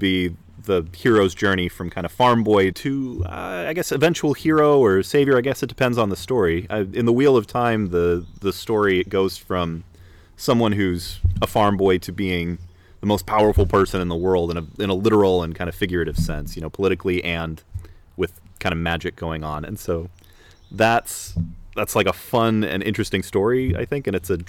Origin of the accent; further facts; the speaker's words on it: Salt Lake City, Utah, United States; moved away; I grew up in Salt Lake City on the avenues, for people who are familiar with Utah